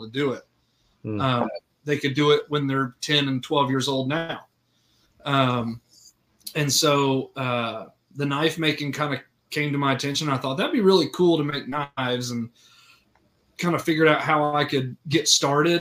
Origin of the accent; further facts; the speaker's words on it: Orlando, Florida, United States; moved away as an adult; now in Searcy, United States; I grew up in Orlando, Florida